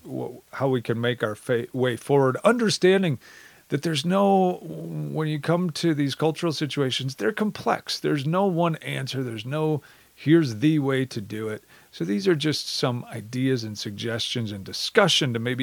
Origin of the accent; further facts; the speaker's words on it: Wisconsin, United States; I come from Wisconsin. I grew up there, heart and soul, go Badgers